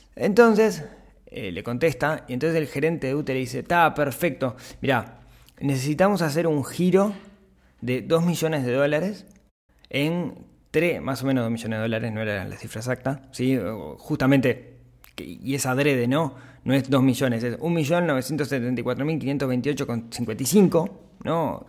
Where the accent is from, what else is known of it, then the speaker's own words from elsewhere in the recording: Uruguay; como uruguayos